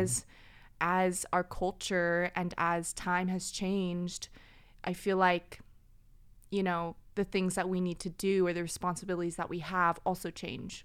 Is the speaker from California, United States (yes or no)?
yes; Orange County, California, United States; also born or lived in Burbank, California; I claim I was born in Burbank, but really grew up here in Orange County